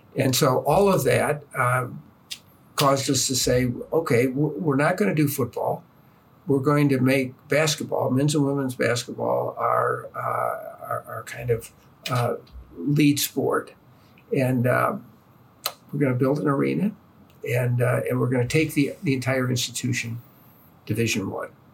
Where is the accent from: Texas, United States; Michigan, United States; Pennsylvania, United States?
Michigan, United States; East Lansing; moved away; I grew up in East Lansing in the shadow of Michigan State